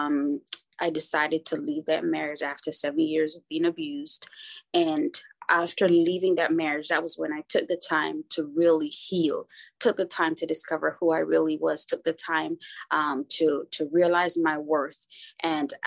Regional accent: Jamaica; also born or lived in Kingston, Jamaica; I was born in Kingston, Jamaica, to a teen mom

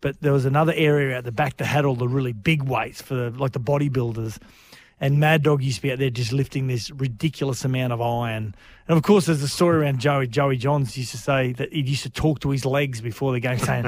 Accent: New South Wales, Australia; born there; I like to think I try and stay neutral because I was born in New South Wales.

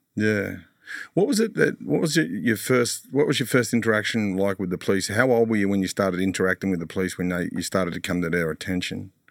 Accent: Sydney, New South Wales, Australia; I grew up in Mount Druitt

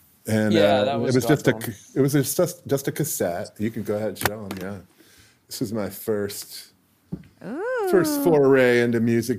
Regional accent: Corvallis, Oregon, United States; moved away as an adult; also born or lived in Eugene, Oregon; now in Seattle, United States; I grew up in Corvallis, which is a small town

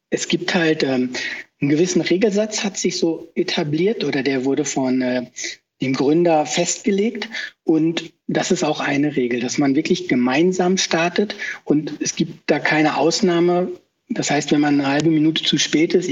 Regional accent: Brakel, North Rhine-Westphalia, Germany; Ich komme aber aus Westfalen, aus Brakel, ein kleines Örtchen, 30 Kilometer östlich von Paderborn

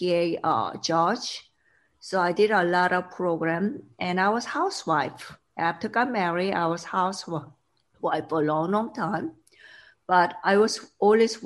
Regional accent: South Korea; English is a second language; moved away as an adult; also born or lived in Sweden / Boston, Massachusetts; When I was young, I grew up in South Korea

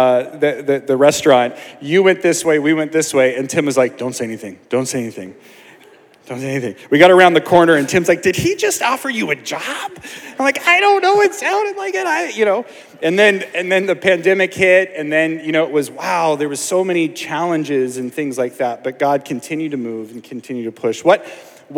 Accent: Portland, Oregon, United States; I grew up in Portland

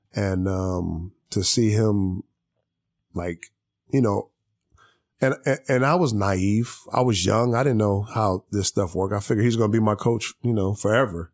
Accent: Long Beach, California, United States; I'm from here. I'm from L

